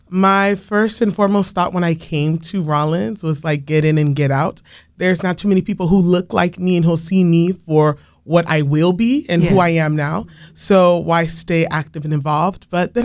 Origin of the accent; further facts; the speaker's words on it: Haiti; now in United States; I'm not originally from the United States, so I was born in Haiti and raised there for a little bit